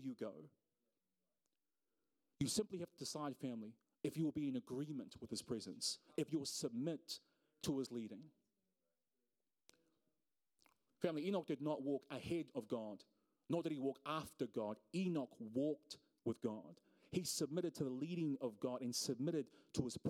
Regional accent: Auckland, New Zealand; I'm from South Auckland

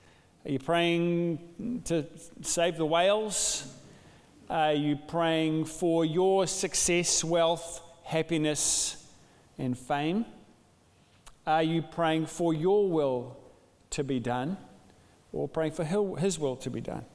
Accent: New Zealand; also born or lived in Dunedin, New Zealand; a Kiwi father

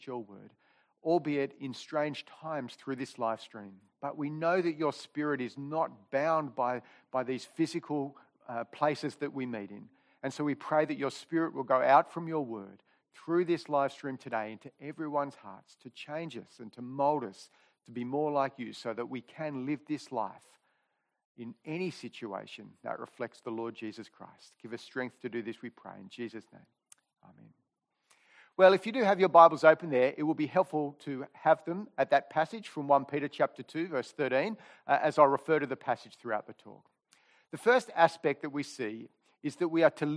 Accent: Sydney, New South Wales, Australia; I grew up here in Killara

